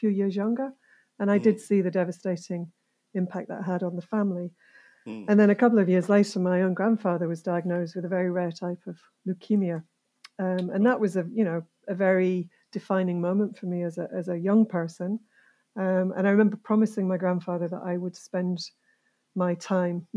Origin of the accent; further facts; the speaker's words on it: Yorkshire and the Humber, United Kingdom; also born or lived in Cumbria / Buckinghamshire; from the age of 5 to the age of 18, I lived in Yorkshire